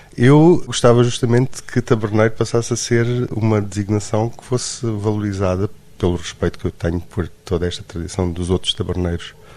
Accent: Luanda, Luanda Province, Angola; also born or lived in Trás-os-Montes, Portugal; now in Lisbon, Portugal; eu na realidade nasci em Luanda, em Angola, mas uh, passei uh, muito tempo da minha vida em Lisboa.

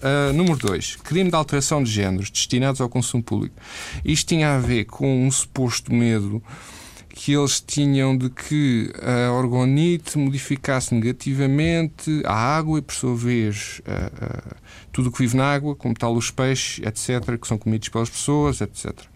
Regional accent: Portugal; moved away as an adult; also born or lived in Amsterdam, Netherlands; eu saí de Portugal porque senti que precisava de mudança de ares

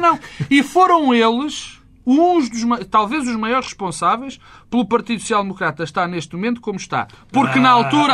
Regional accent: Portugal; como português

